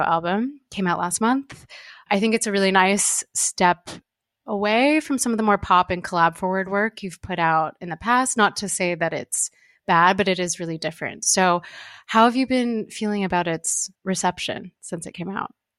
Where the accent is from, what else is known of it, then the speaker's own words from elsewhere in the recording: California, United States; I'm from California